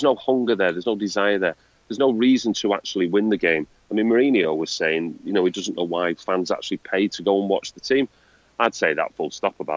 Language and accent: English; Manchester, North West England, United Kingdom; I'm a bloke from Manchester